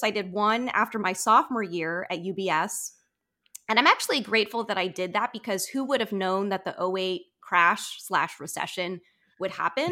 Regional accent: Maryland, United States; I grew up in Maryland suburbia, like, twenty minutes outside of D C

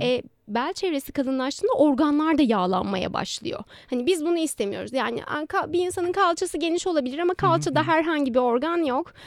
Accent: Istanbul, Turkey; 1991 yılında İstanbul'da doğdum.

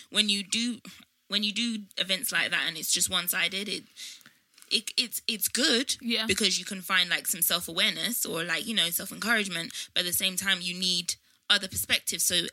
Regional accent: Nigeria; now in Croydon, United Kingdom; I saw someone from high school, secondary school. I went to in Nigeria.

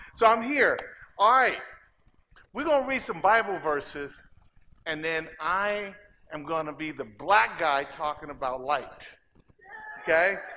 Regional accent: Inglewood, California, United States; moved away as an adult; also born or lived in Oregon; now in Los Angeles, United States; I'm from Inglewood

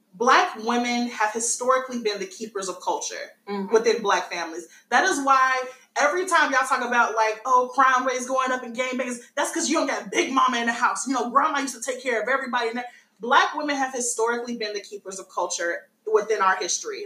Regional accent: United States; my nationality would be American. I'm a Black American.

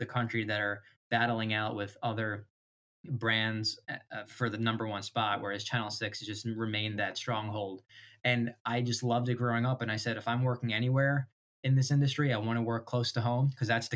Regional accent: Washington Township, New Jersey, United States; I grew up in Washington Township

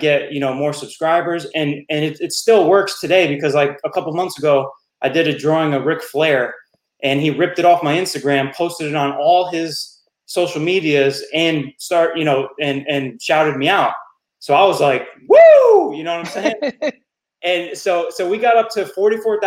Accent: West Milford, New Jersey, United States; moved away as an adult; also born or lived in Florida; I was born and raised in Jersey

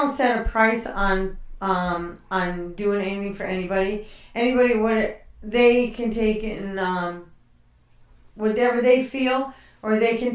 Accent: Connecticut, United States; moved away; I grew up in Connecticut, yes

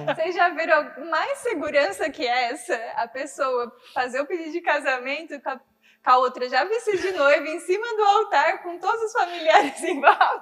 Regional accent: Bocaina, São Paulo, Brazil; moved away as an adult; de Bocaina, que é a minha cidade natal, né? É onde eu nasci morei até os 17 anos lá

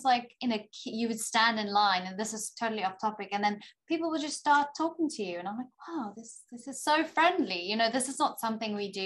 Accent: South Africa; moved away as an adult; now in Texas, United States; as a South African

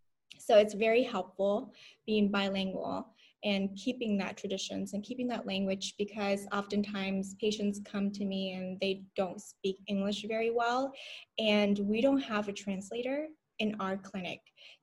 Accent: Anaheim, California, United States; also born or lived in Vietnam / Florida; now in Phoenix, United States; So I was born there in Vietnam, and my family and I decided to move to Anaheim, California, where my grandparents are, when I was about 9 years old.

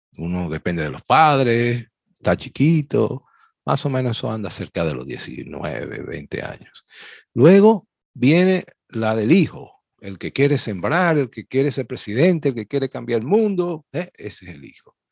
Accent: Dominican Republic; somos especialistas los dominicanos

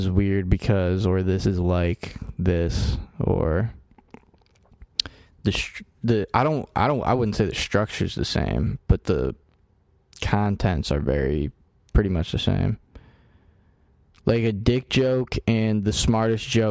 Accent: United States; I'm an American

